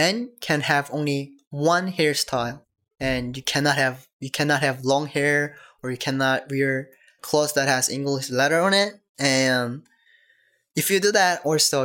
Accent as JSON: {"language": "English", "country": "North Korea", "tie": "born or raised there", "moved": "yes", "lives_now": "United States", "said": "North Korea is my hometown"}